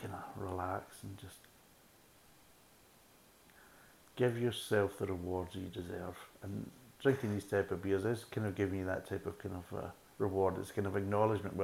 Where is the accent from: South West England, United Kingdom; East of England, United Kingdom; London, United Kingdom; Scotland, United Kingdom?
Scotland, United Kingdom; being a Scotsman